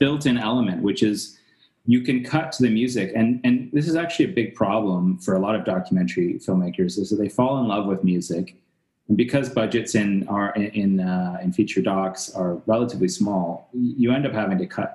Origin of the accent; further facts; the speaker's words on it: Canada; growing up as a Canadian